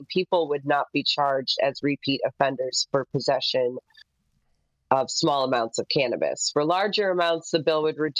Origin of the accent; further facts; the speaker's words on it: Midwest, United States; now in Northern California, United States; Even though I'm a NorCal industry gal, I'm originally from the Midwest.